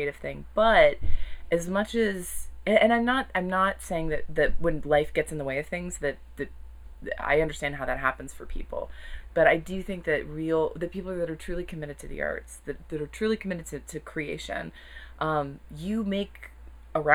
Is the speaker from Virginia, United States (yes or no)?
yes; Chesapeake, Virginia, United States; moved away; I grew up in Chesapeake, Virginia